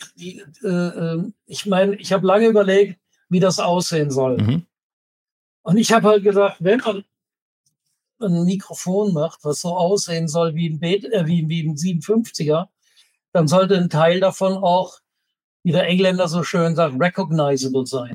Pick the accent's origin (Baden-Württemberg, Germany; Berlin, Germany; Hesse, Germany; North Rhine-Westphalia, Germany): Baden-Württemberg, Germany; Kehl; moved away; weil da komme ich ja ursprünglich her, aus Kehl am Rhein